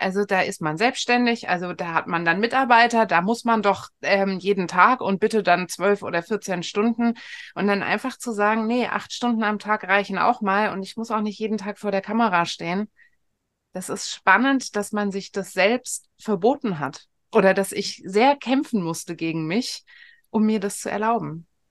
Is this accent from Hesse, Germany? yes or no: yes; Frankfurt am Main, Hesse, Germany; bin ich äh, in Frankfurt am Main groß geworden